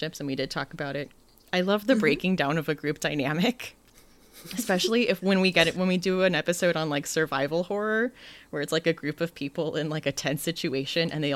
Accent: United States; I think being American, sometimes like I don't think about other cultures

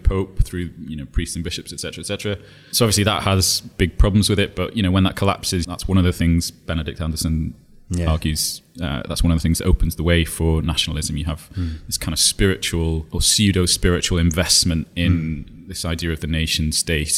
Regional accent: Northumberland, North East England, United Kingdom; I grew up in Northumberland

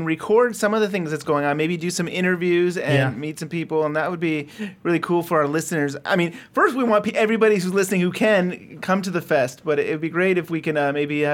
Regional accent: United States; I'm from America

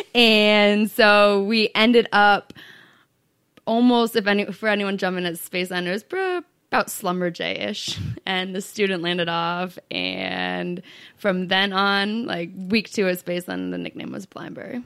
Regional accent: New Hampshire, United States; moved away as an adult; also born or lived in Arizona / San Diego; I grew up in New Hampshire.

